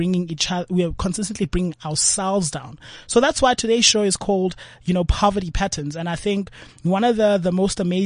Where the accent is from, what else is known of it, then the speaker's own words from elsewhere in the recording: Cape Town, Western Cape, South Africa; I grew up in Langa Township